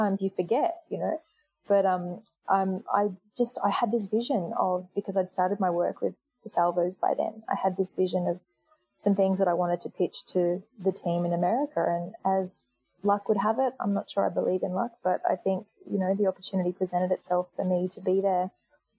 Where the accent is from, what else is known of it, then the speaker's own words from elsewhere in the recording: England, United Kingdom; also born or lived in New York; now in Australia; I was born in England, and I went back to England to just have some time off, you know, and enjoy the city that I was from and see my family